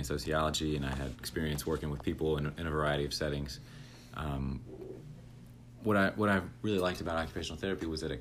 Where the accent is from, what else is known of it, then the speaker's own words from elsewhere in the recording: Forest, Virginia, United States; moved away as an adult; now in Richmond, United States; I grew up outside of Lynchburg in a small town called Forest, Virginia